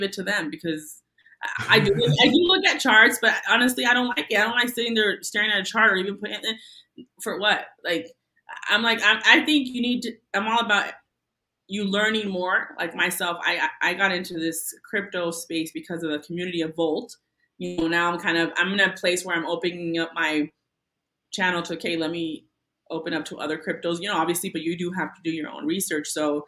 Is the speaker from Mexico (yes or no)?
yes; Tijuana, Baja California, Mexico; now in United States; I was born in Tijuana, but I am a citizen. Long story.